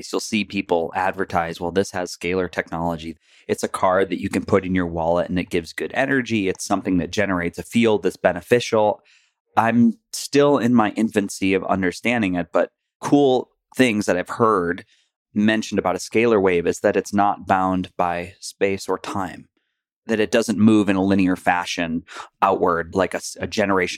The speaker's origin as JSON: {"language": "English", "area": "Rochester, Buffalo area", "region": "New York", "country": "United States", "said": "I'm from Rochester, Buffalo area"}